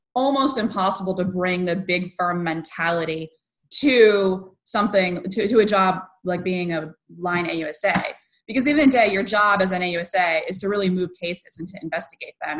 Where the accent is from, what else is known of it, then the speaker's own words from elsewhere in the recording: Western Massachusetts, United States; I grew up in Western Mass, and so I was somewhat sheltered